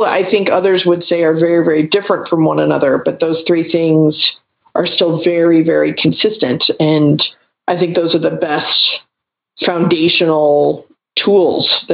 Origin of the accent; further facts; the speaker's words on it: Texas, United States; I'm originally from Texas and I grew up with professional bodybuilders and powerlifters in my life